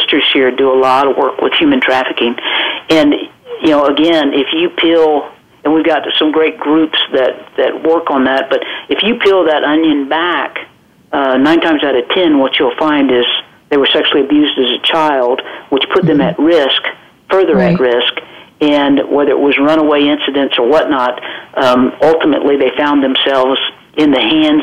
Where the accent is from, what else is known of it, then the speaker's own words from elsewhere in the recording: South Georgia, United States; accent: southern drawl; moved away as an adult; also born or lived in Florida; now in Watertown, South Dakota, United States; I'm a Southern girl, and I'm born and raised in Georgia